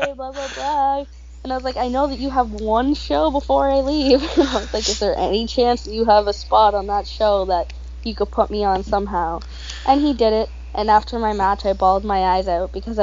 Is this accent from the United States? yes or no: no; Halifax, Nova Scotia, Canada; But I live in Halifax